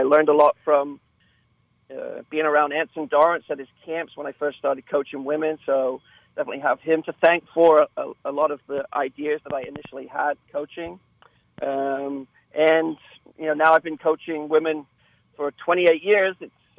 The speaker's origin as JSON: {"language": "English", "region": "England", "country": "United Kingdom", "tie": "born or raised there", "said": "I was. I grew up in a small town, and our team was in the, you know, the fourth division"}